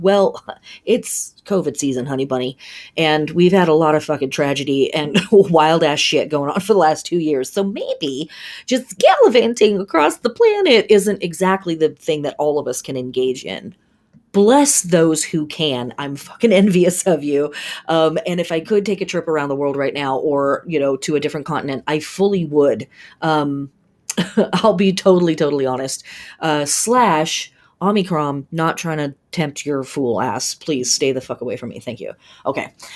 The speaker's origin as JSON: {"language": "English", "region": "California", "country": "United States", "tie": "born or raised there", "said": "We grew up in Cal, I lived in California in the seventies and eighties"}